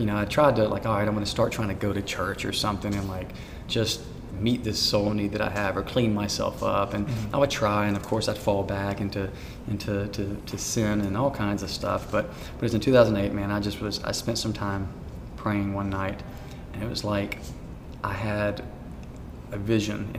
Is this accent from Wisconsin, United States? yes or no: no; Prattville, Alabama, United States; also born or lived in Montgomery, Alabama / Union Springs, Alabama; when I was about 8 years old, I moved with my mom and my sister to Prattville.